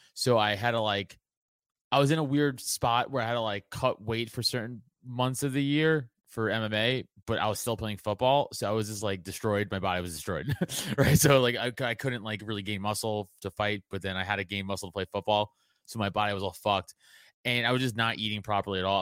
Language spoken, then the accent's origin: English; New York City, New York, United States; I come from Italian trash from Staten Island